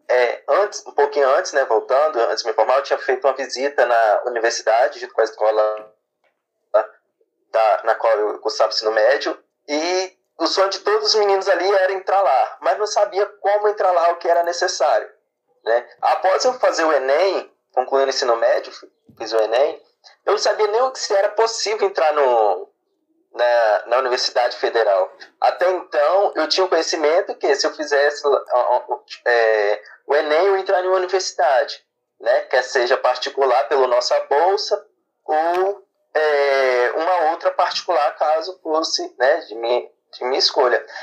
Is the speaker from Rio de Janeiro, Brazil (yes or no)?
no; São Mateus, Espírito Santo, Brazil; moro em São Mateus, né, nasci nascido aqui